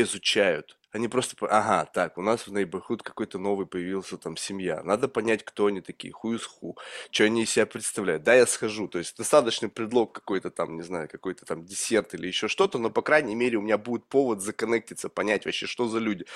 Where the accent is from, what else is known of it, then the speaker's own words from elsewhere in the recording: Russia; moved away as an adult; из России